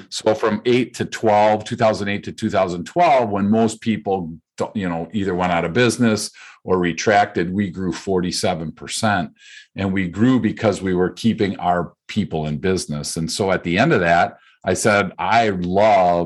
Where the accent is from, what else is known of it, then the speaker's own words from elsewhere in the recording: Midwest, United States; Born and raised in the Midwest